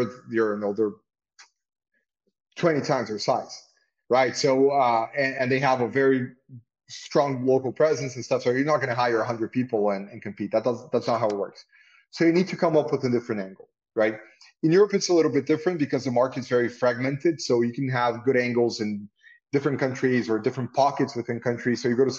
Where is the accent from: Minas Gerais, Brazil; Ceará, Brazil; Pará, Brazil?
Pará, Brazil; Belém; also born or lived in São Paulo / Rio de Janeiro; So although I'm kind of a Paulista. I was born in Belém, but my family's also from São Paulo. I had law school in São Paulo, but I lived in Rio for 15 years, and it's my city in the end.